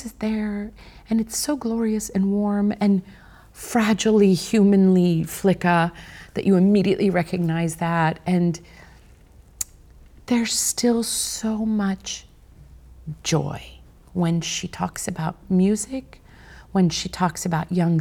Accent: Kansas, United States; my fellow Kansan

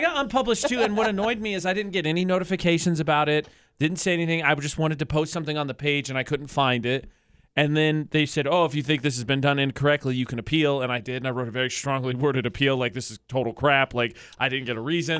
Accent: Midwest, United States; also born or lived in Indiana / New Mexico; now in Utah, United States; as a Midwesterner

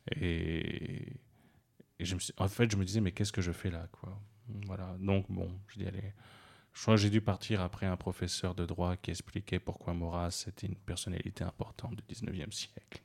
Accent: Gabon; je suis né au Gabon, c'est un pays francophone.

